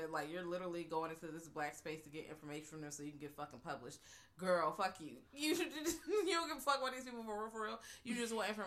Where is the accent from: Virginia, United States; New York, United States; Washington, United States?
Virginia, United States; I am from Virginia, y'all.